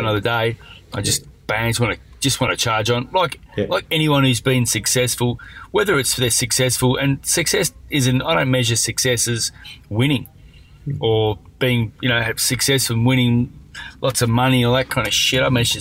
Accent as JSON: {"language": "English", "town": "Perth", "region": "Western Australia", "country": "Australia", "tie": "born or raised there", "said": "growing up in Perth was great"}